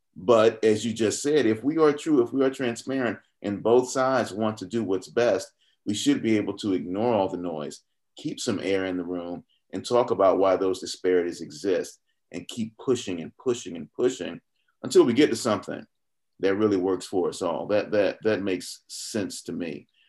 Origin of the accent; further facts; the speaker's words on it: Atlanta, Georgia, United States; also born or lived in Fulton County, Georgia; growing up in Southwest Atlanta